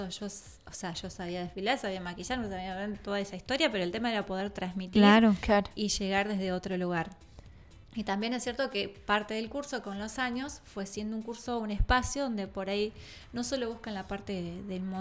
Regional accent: Chile; now in Tandil, Argentina; Es más, yo llegué de Chile porque en Chile no fue como les decía, no pasaba esto de, que te conocieran y eso era más normal. Y yo llegué acá a Tandil

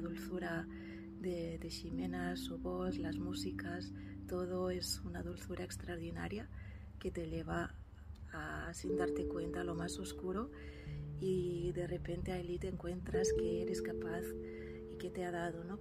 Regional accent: near Barcelona, Catalonia, Spain; soy de Barcelona, de cerca de Barcelona, Cataluña

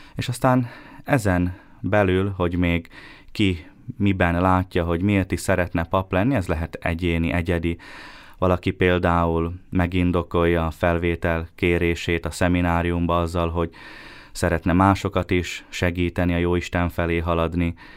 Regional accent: Bíňa, Nitra Region, Slovakia; moved away as an adult; also born or lived in Štúrovo (Párkány) / Rome; now in Bratislava, Slovakia; kiskorom óta minisztráltam a Bényi templomban

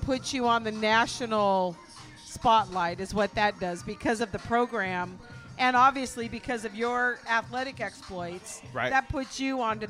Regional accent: Walla Walla, Washington, United States; And I grew up in Walla Walla.

